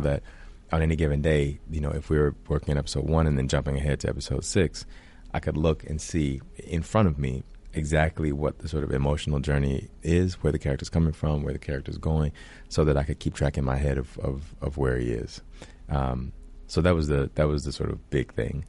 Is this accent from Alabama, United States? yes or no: yes; Alabama, United States; I grew up in Alabama, in a very small town in Alabama